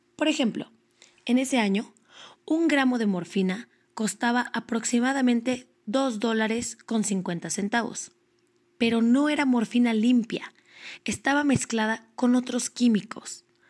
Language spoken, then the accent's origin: Spanish; Mexico